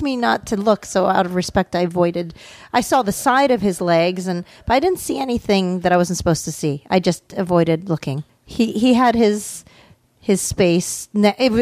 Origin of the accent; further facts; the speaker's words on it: Canada; I'm Canadian